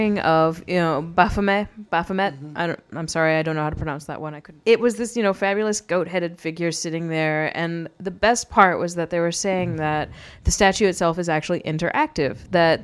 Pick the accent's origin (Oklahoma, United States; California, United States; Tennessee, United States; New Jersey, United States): Oklahoma, United States; I'm from Oklahoma